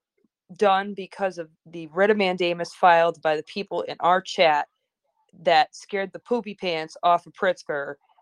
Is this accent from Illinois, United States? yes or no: yes; Chicago, Illinois, United States; I'm from Chicago. I live in Chicago